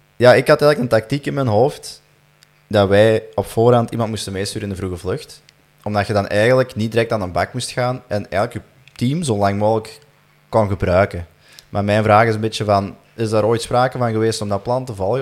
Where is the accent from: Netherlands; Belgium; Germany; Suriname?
Belgium; we als Belgen